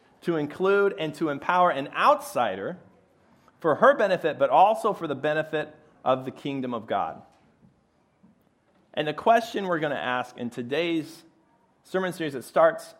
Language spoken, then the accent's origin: English; Chicago, Illinois, United States; moved away as an adult; now in Philadelphia, United States; I'm originally a Chicago boy